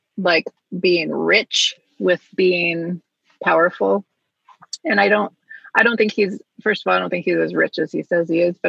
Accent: United States; a U.S. citizen, born and raised. Never have been to Canada.

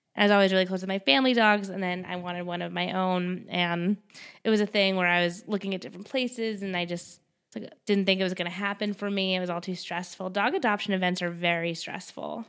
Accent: Westchester, New York, United States; I'm from Westchester

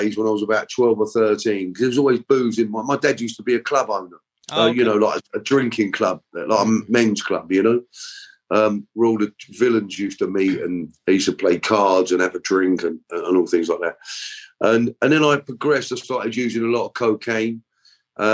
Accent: London, United Kingdom; I was born in London

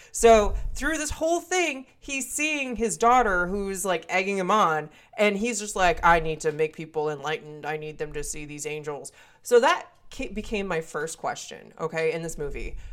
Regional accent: Wisconsin, United States; accent: northern; I am from Wisconsin, and so I sometimes have a northern accent

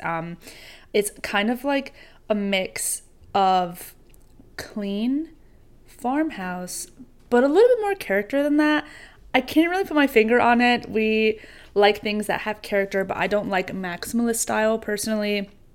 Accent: New York, United States; growing up in New York

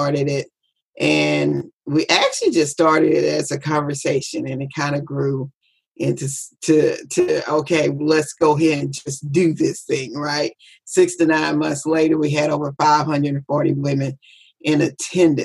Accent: Biloxi, Mississippi, United States; I'm from Biloxi, Mississippi

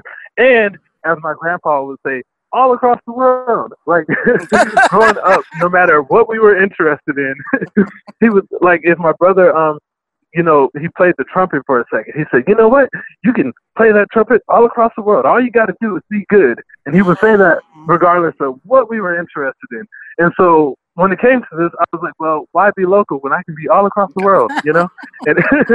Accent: Compton, California, United States; I grew up in Compton

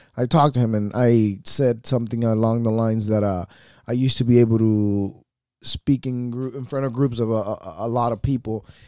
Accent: United States; we are American as fuck. This is where we are, and this is where we belong.

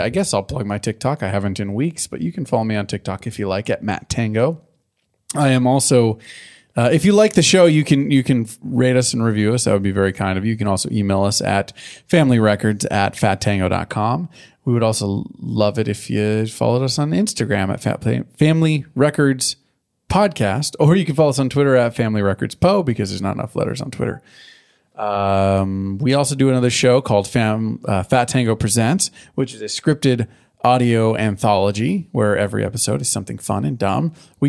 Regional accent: Ireland; I don't like the British. I'm from Ireland.

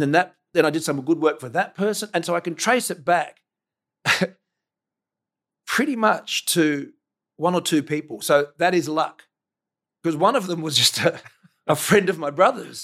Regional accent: Adelaide, South Australia, Australia; So I grew up in Seton

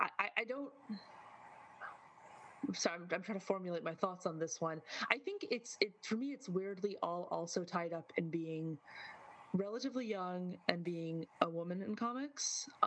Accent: Midwest, United States; I'm from the Midwest, deep cuts in terms of linguistic use

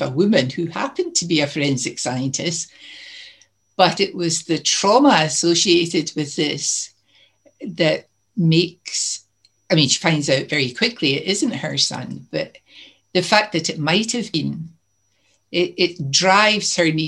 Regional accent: Greenock, Scotland, United Kingdom; Greenock was my hometown, which is down the coast a bit from Glasgow.

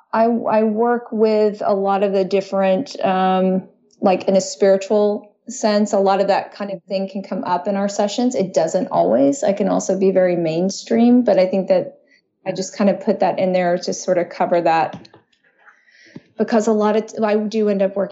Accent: Dallas, Texas, United States; I was born in Texas, Dallas, Texas, which is very conservative and it tends to be pretty religious

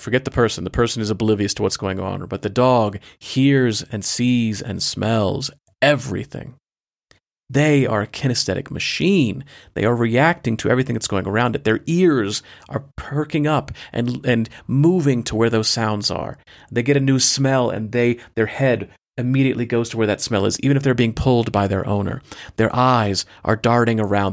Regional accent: United States; I am an American

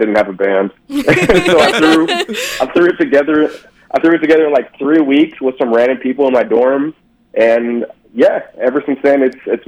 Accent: Dallas, Texas, United States; born and raised Dallas, Texas, but my familia is from El Defe, Mexico City

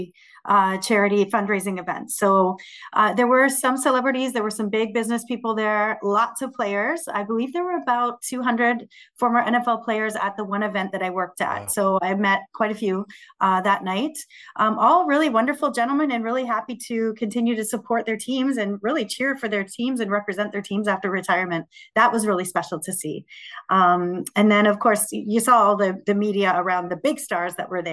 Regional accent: London, Ontario, Canada; here in my hometown of London, Ontario

